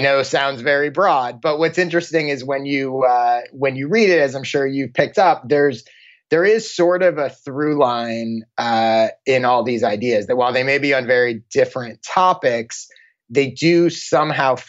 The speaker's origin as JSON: {"language": "English", "region": "Maryland", "country": "United States", "tie": "born or raised there", "also_born_or_lived": "Chicago, Illinois", "moved": "as an adult", "lives_now": "Los Angeles, United States", "said": "Born in Chicago and then high school and college in Maryland, right outside Washington, D.C., and then moved out to LA after college."}